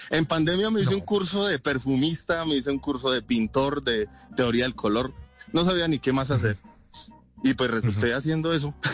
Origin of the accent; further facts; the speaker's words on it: Bolivia, Caldas, Colombia; Bolivia, pero Caldas. mi pueblo es un pesebre, pues, muy pequeñito. Pero. Y desde allá, desde esas montañas, Llego aquí, ya me rolicé mucho, porque mis amigos paisas no, no, no me quieren porque perdí el acento.